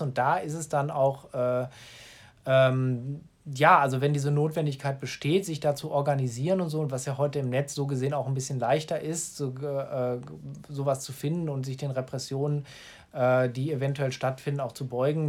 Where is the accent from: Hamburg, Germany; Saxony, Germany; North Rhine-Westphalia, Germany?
North Rhine-Westphalia, Germany; Gladbeck; in meiner Heimatstadt Gladbeck